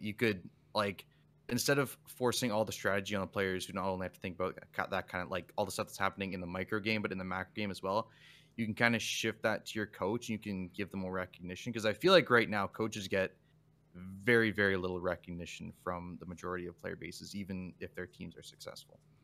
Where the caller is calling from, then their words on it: Windsor, Ontario, Canada; I'm calling from Windsor, Ontario